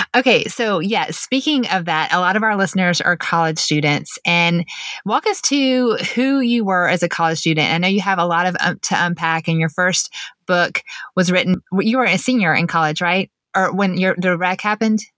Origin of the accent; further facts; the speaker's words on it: Mableton, Georgia, United States; also born or lived in Marietta, Georgia / Statesboro, Georgia; I actually grew up in Mableton until seventh grade. We moved to Marietta.